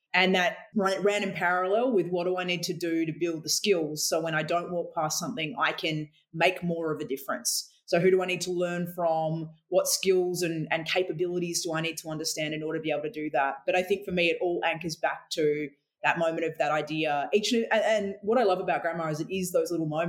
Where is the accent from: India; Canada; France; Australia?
Australia; Western Australia; now in Victoria, Australia; I grew up in Western Australia, where we're both in Victoria now, but I was born in the Wild West